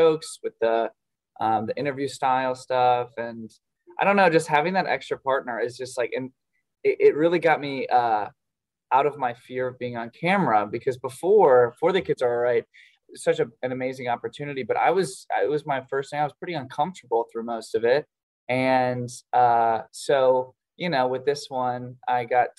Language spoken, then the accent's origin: English; Ohio, United States; I'm from Ohio